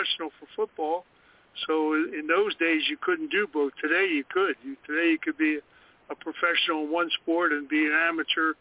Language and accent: English; Philadelphia, Pennsylvania, United States; moved away; also born or lived in Kentucky; I was born in Philadelphia